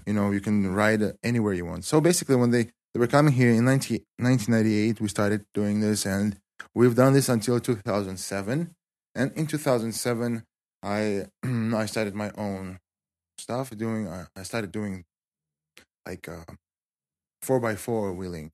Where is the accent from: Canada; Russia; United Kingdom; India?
Russia; Kislovodsk, Stavropol Krai; English is a second language; also born or lived in Spartanburg, South Carolina, United States; most of my life, I stayed in, uh, my hometown.